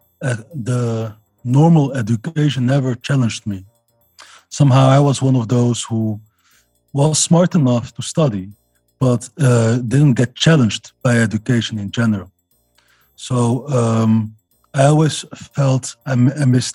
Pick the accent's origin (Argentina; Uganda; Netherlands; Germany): Netherlands; Amsterdam, North Holland; I was born in Amsterdam, and I still live in Amsterdam.